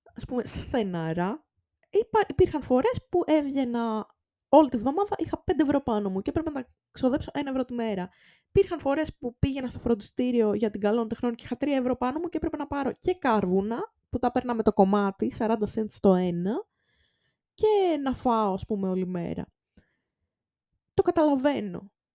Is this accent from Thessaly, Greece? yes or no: yes; Volos, Thessaly, Greece; είμαι από το Βόλο